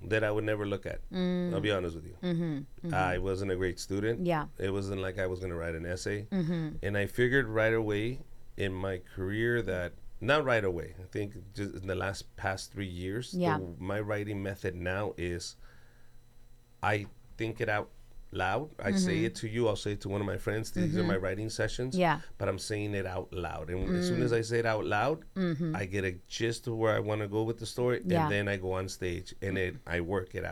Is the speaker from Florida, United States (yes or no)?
no; Los Angeles, California, United States; a Mexican kid from South Central LA, I'm 23 years old at the time